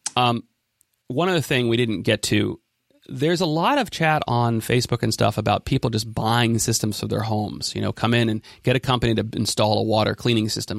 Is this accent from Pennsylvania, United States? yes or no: no; Ben Lomond, California, United States; my hometown of Ben Lomond